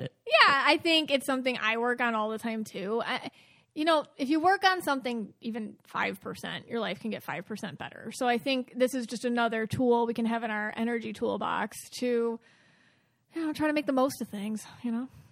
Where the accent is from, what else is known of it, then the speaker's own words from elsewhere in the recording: Buffalo, New York, United States; Buffalo, New York, and that's my hometown